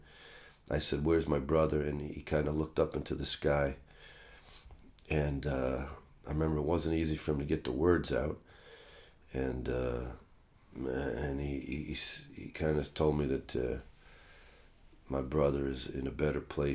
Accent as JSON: {"language": "English", "country": "United States", "tie": "born or raised there", "said": "Christian spirituality growing up in America"}